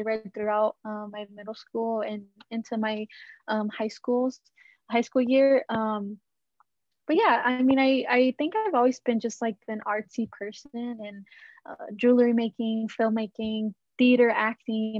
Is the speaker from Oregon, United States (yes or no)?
no; Dallas, Texas, United States; I was born in Dallas, Texas, born and raised